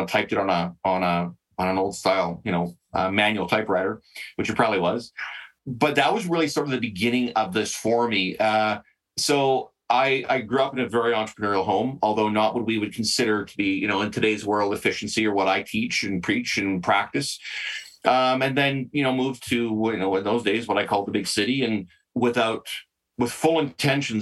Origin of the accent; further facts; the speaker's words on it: Southern British Columbia, Canada; growing up in Southern BC